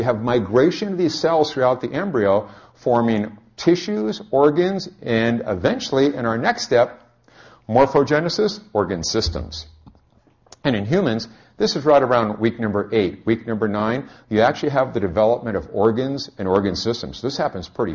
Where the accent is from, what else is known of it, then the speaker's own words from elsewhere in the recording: California, United States; I'm from California